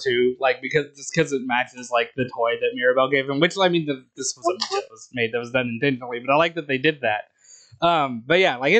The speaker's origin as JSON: {"language": "English", "country": "United States", "tie": "born or raised there", "said": "Not that this is shit that I picked up on because I grew up in the American school system"}